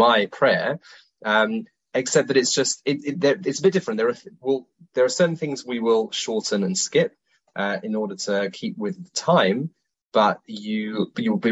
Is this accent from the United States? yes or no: no; London, United Kingdom; now in Israel; We live in Israel, in Wadi Yin, but I'm originally from South Woodford in London